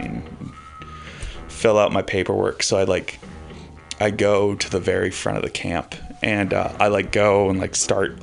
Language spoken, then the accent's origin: English; Bay Area, California, United States; I'm from the Bay Area